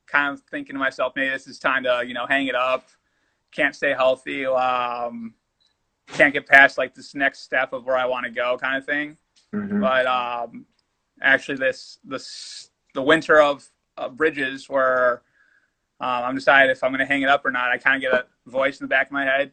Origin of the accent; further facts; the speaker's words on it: United States; me being American, for sure. And my Spanish wasn't up to par, even though I was half Puerto Rican